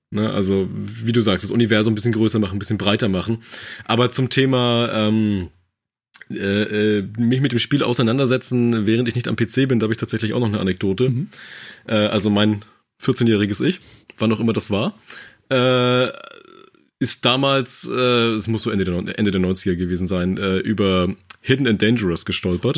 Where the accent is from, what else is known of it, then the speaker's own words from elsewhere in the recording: Mecklenburg-Vorpommern, Germany; also ich komme aus Mecklenburg